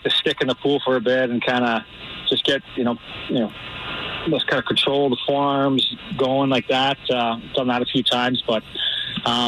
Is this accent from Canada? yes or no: yes; Canada; now in Missouri, United States; we're Canadian.